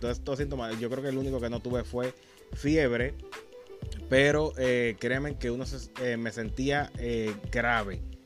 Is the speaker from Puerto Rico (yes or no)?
yes; Humacao, Puerto Rico; de mi pueblo de Humacao